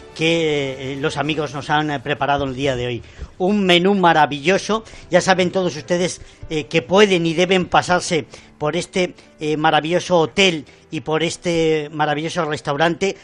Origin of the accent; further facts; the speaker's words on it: Zamora, Castile and León, Spain; Yo, como buen zamorano